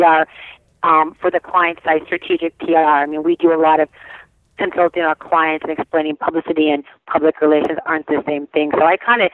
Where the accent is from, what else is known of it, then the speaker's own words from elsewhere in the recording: Arizona, United States; also born or lived in California; I was born and raised in California, but I grew up in Arizona.